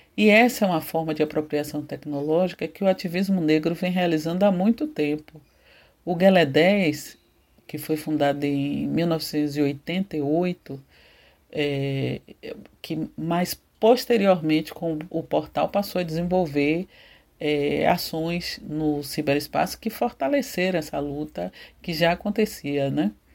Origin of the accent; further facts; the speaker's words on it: Salvador, Bahia, Brazil; Eu nasci em Pernambués, bairro localizado na região do Cabula, né, antigo quilombo de Salvador